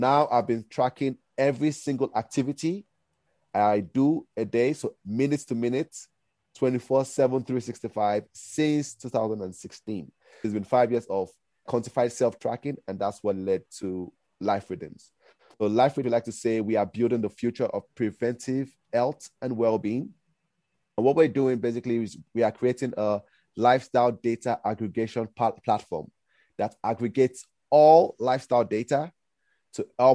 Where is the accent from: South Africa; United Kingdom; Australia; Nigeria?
Nigeria; moved away; also born or lived in United States; I'm originally Nigerian